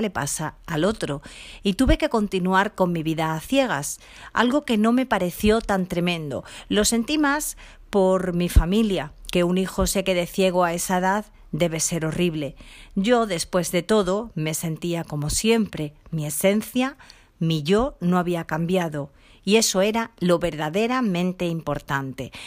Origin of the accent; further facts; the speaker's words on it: Seville, Andalusia, Spain; Nací sin discapacidad en Sevilla, ciudad donde resido desde donde os hablo.